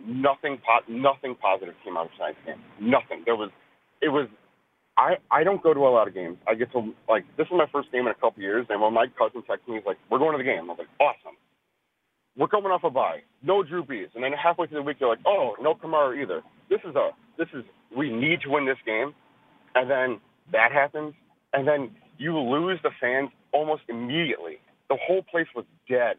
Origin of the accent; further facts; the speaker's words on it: Chicago, Illinois, United States; I'm from Chicago.